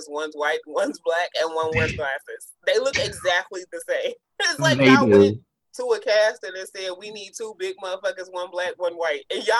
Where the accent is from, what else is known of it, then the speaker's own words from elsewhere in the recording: Columbus, Ohio, United States; I'm from Columbus, and that's a very Columbus thing.